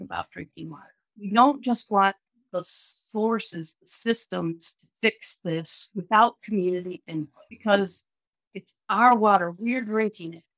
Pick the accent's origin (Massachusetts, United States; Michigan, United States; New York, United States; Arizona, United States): Michigan, United States; Western; when I was a kid growing up in Western Michigan, I lived in the country